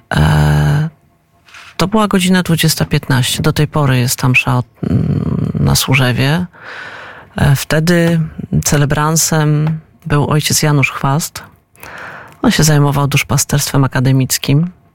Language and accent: Polish; Poland; also born or lived in Moscow, Russia; mimo tego, że się urodziłam w Moskwie, obywatelstwo mam polskie i czuję się Polką